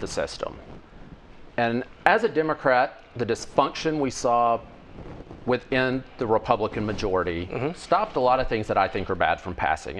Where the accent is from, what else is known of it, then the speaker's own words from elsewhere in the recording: Cooter, Missouri, United States; where I grew up in Pemiscot County